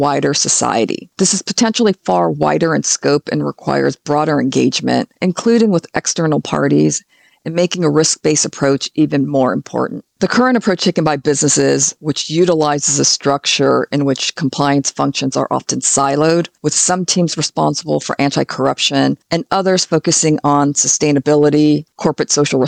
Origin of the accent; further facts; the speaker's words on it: California, United States; my home state of California